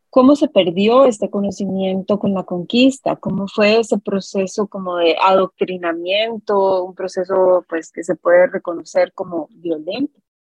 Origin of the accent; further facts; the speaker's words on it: Costa Rica; somos los costarricenses